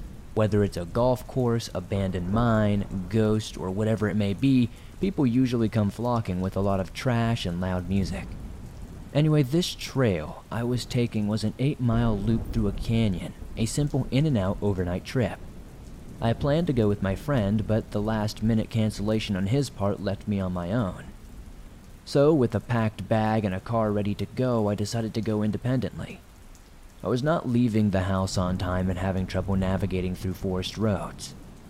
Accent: South Africa; So to give you some background, I'm from South Africa. I'm a 26-year-old female, and the people here aren't as rich as many other cultures worldwide.

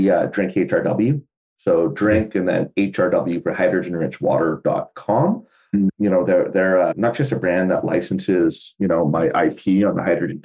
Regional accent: Canada; the city I grew up in was like 100,000 people.

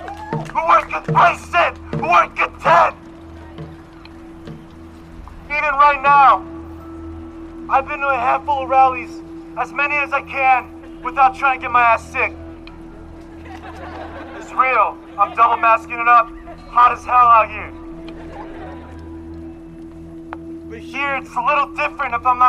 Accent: the South, United States; I grew up in the South.

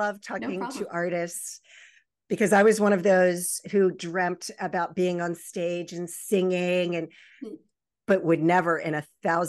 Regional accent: Baltimore Annapolis area, Maryland, United States; born or raised there; also born or lived in Virginia Beach, Virginia

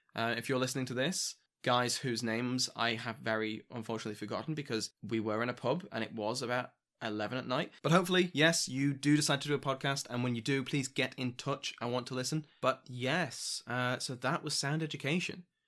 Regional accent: United Kingdom; I'm British

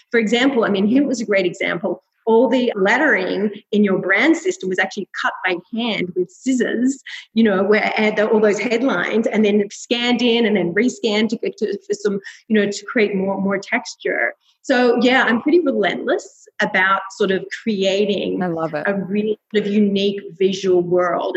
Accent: Melbourne, Victoria, Australia; moved away as an adult; now in New York, United States

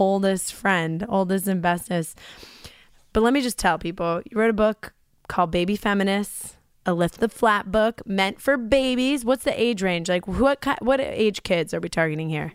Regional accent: New York, United States; growing up in Libby, New York

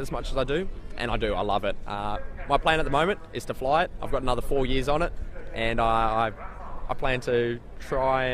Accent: Newcastle, New South Wales, Australia; also born or lived in Richmond, New South Wales; we're from Newcastle, just north of Sydney, about 2 hours north of Sydney

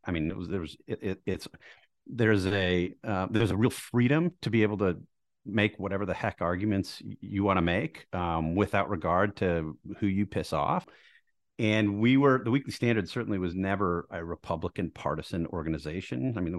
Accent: Milwaukee, Wisconsin, United States; I grew up in Milwaukee.

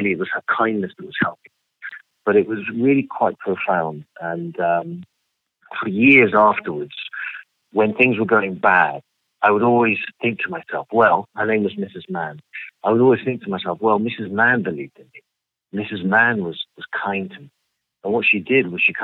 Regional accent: London, United Kingdom; moved away as an adult; now in Los Angeles, United States; so I grew up in London. For most of my life, I was living in London

